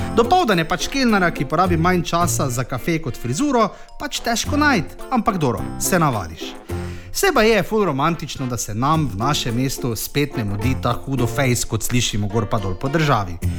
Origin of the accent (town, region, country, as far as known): Maribor, Slovenia